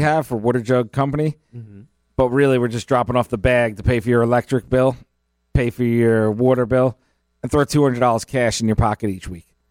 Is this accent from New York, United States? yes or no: yes; Long Island, New York, United States; moved away as an adult; now in Palm Beach County, United States; I grew up in Long Island